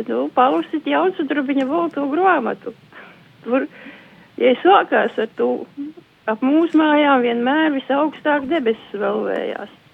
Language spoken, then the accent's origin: Latvian; Latvia; also born or lived in Saldus district; es atgriežos te savā dzimtajā pusē pie vecākiem